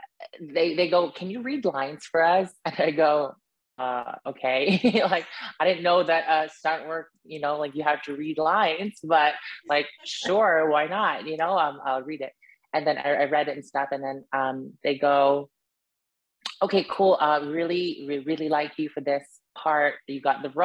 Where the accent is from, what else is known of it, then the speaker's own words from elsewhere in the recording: Yellowknife, Northwest Territories, Canada; moved away as an adult; also born or lived in United Kingdom; I grew up in Yellowknife, Northwest Territory.